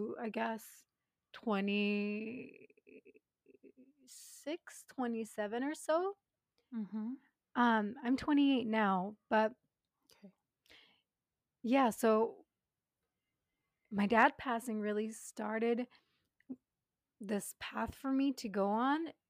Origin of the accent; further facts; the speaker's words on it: Japan; I'm born and raised in Japan, but my dad's Canadian, my mom's Japanese